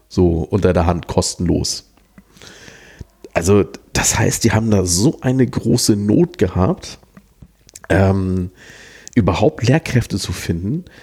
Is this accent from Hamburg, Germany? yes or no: yes; Hamburg, Germany; also als Hamburger sagt man immer über Hannover, das ist so eine zu groß geratene Autobahnraststätte.